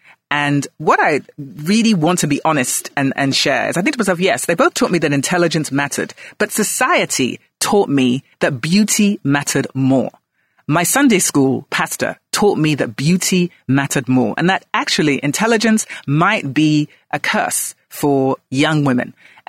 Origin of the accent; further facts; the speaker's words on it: Ghana; also born or lived in London, United Kingdom; I call myself a global Ghanaian. So I was born in London, then I came home to Ghana, and then I went back and forth.